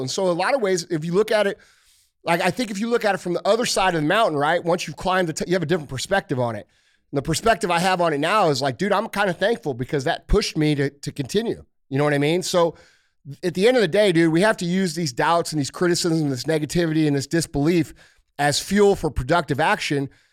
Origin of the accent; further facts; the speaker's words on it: St. Louis, Missouri, United States; I'm from Saint Louis